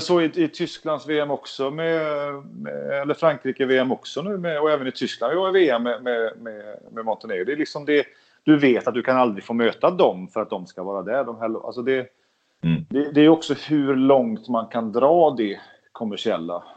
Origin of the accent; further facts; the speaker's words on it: Sweden; jag är ju svensk